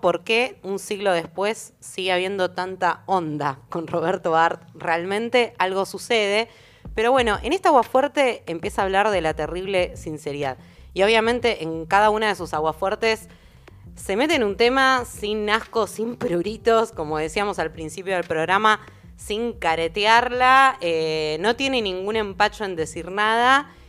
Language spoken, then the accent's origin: Spanish; Argentina; como argentinas, argentinos y argentines